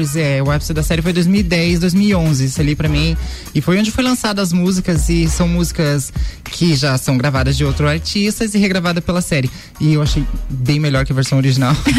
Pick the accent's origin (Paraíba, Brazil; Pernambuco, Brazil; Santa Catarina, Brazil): Santa Catarina, Brazil; Lages; sou daqui de Lages, 27 anos